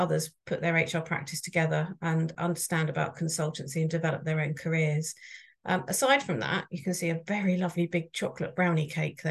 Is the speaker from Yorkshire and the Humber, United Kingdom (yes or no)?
no; Billingshurst, South East England, United Kingdom; now in Pulborough, United Kingdom; I emigrated from 5 miles away, so I grew up in Billingshurst